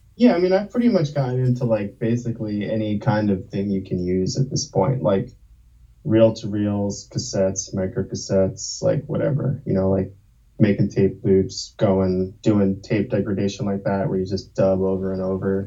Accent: New Jersey, United States; moved away as an adult; also born or lived in Brooklyn, New York; now in Baltimore, United States; I was born in Brooklyn, and uh, I grew up mostly in New Jersey, and then I moved to Baltimore like 12 years ago, maybe

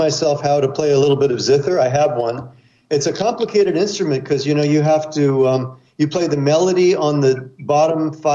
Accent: Laguna Beach, California, United States; now in New York City, United States; I grew up in Southern California, in Laguna Beach

